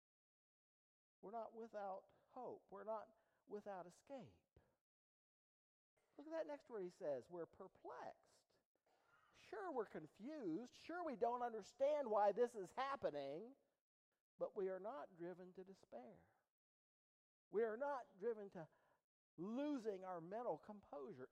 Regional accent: East Liverpool, Ohio, United States; I'm from East Liverpool

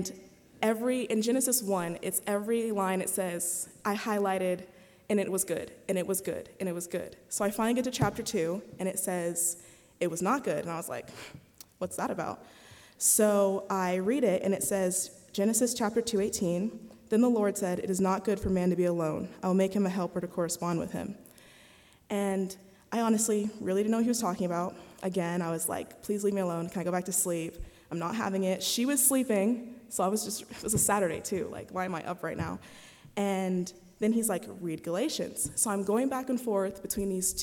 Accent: Las Vegas, Nevada, United States; I'm from Vegas

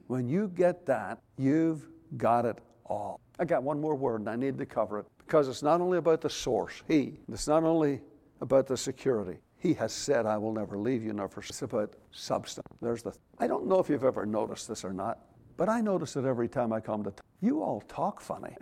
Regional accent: Belfast, Northern Ireland, United Kingdom; also born or lived in Moss Point, Mississippi; now in United States; we as youngsters growing up in Belfast

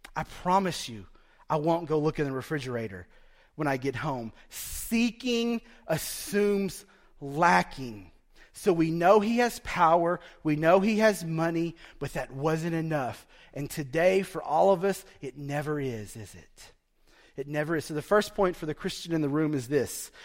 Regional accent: Broken Bow, Oklahoma, United States; growing up in Broken Bow as a poor Indian kid, a poor Choctaw kid

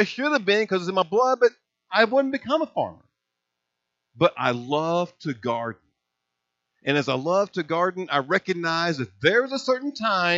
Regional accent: Hazleton, Indiana, United States; When I was a boy growing up in Hazels, Indiana, farming was like in my blood

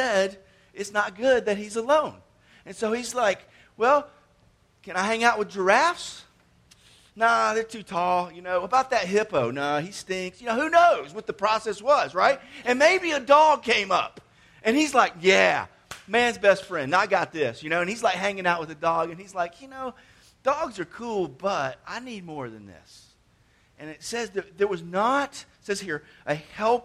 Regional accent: Atlanta, Georgia, United States; I was growing up in Atlanta

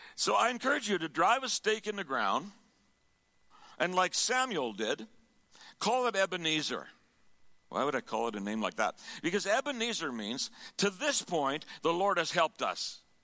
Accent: Sherwood Park, Alberta, Canada; Sherwood Park

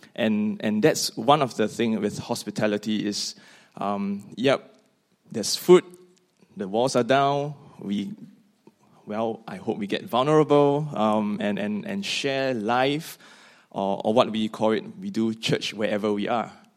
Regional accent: Singapore; moved away as an adult; now in Scotland; from Singapore

